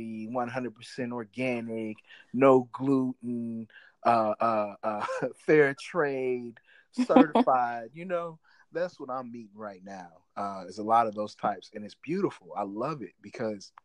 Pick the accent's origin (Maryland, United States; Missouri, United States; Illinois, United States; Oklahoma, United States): Missouri, United States; northern; also born or lived in St. Louis, Missouri; I'm from Missouri, right? Like, I was born in St. Louis, and I grew up in the northern part of the state